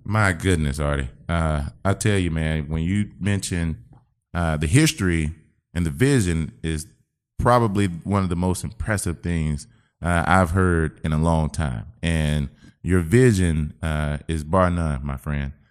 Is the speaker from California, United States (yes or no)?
no; Albany, Georgia, United States; I'm from Albany, Georgia.